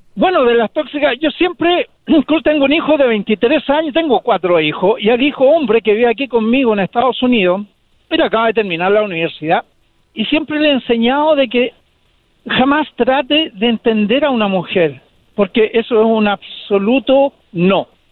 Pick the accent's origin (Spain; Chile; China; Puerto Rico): Chile; now in United States